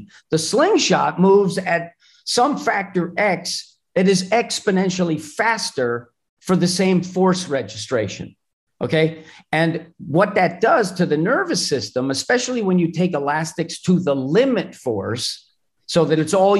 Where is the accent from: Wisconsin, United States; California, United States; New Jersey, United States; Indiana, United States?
New Jersey, United States; Madison; Madison, New Jersey.